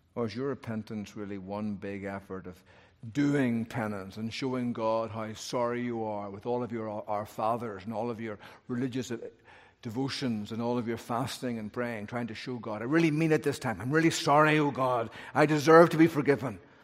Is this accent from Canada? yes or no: no; Northern Ireland, United Kingdom; I'm from Northern Ireland